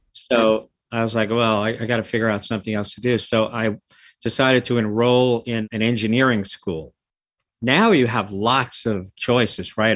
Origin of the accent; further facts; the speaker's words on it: New York City, New York, United States; also born or lived in California; I'm from the city. I've lived in the city almost my whole life. I grew up in the Bronx